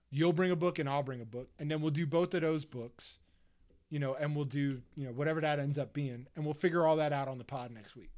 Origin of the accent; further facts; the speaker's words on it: Delaware County, Pennsylvania, United States; I'm from Delaware County